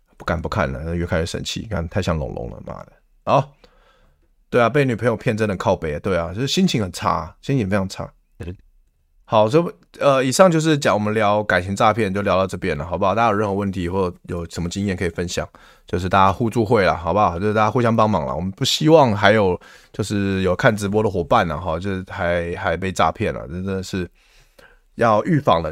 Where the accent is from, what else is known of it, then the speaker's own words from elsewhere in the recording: Taiwan; 我们台湾人